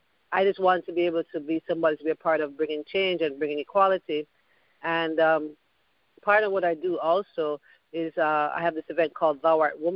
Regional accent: Kingston, Jamaica; now in United States; But when I was growing up in Kingston

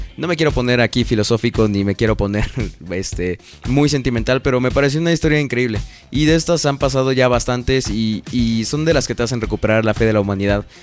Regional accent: Puebla, Mexico; soy de Puebla

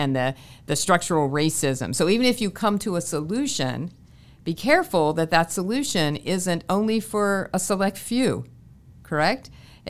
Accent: Pennsylvania, United States; now in Florida, United States; I'm from Pennsylvania

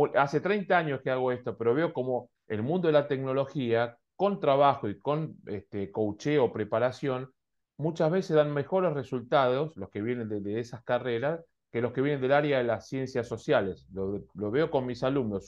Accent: Argentina; Yo recuerdo de niño en Argentina

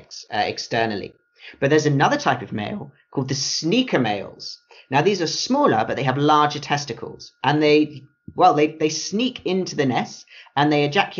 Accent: United Kingdom; having grown up in the UK

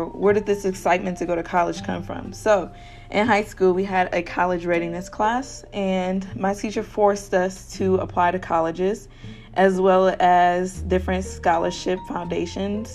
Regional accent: Kalamazoo, Michigan, United States; I am from Kalamazoo, Michigan, and in my city, we all students that go to KBS, Kalamazoo Public Schools, are granted a scholarship

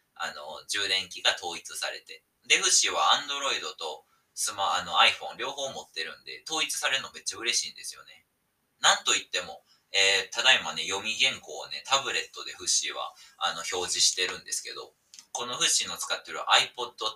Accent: Osaka, Japan; 大阪出身なんですけど

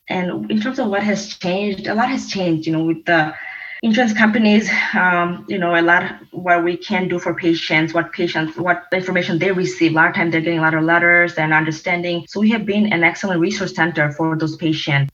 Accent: Detroit, Michigan, United States; also born or lived in Sylhet, Bangladesh / Virginia; for my majority of my life stayed and you know grew, grew up in Detroit, Michigan, and went to schools here

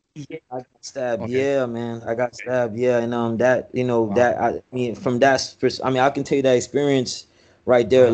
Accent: Miami, Florida, United States; I was raised in Miami, Florida.

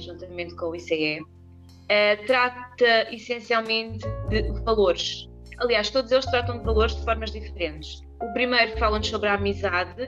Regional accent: Vila Franca de Xira, Lisbon, Portugal; now in Alhandra, Portugal; sou nascida e criada uh, na zona de Vila Franca, embora esteja a morar em Alhandra atualmente.

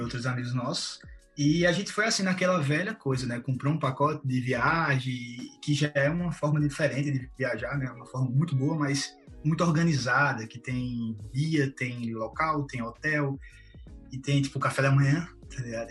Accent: Caruaru, Pernambuco, Brazil; moved away as an adult; now in Barcelona, Spain; atualmente moro em Barcelona, Catalunha, para quem não sabe, e sou de Caruaru, Pernambuco, Brasil.

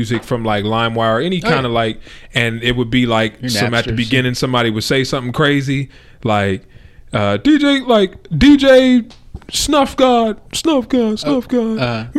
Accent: West Coast, United States; I'm from the West Coast

